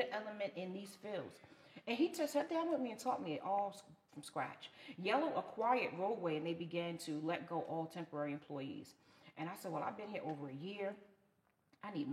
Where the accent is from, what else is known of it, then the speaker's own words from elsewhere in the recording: New York City, New York, United States; moved away as an adult; I'm from Brooklyn